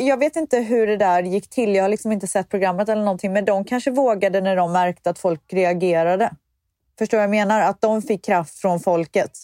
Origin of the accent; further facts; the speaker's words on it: Viskafors, Västra Götaland, Sweden; jag är ju uppvuxen i Viskafors